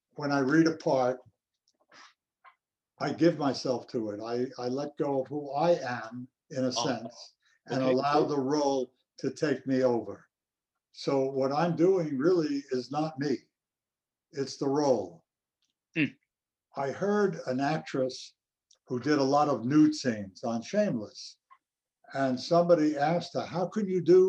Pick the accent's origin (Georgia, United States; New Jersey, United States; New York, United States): New York, United States; New York City; also born or lived in Manhattan, New York; I grew up in Brooklyn.